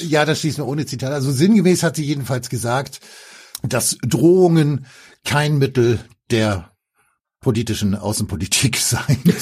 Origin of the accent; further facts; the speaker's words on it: Germany; als Deutscher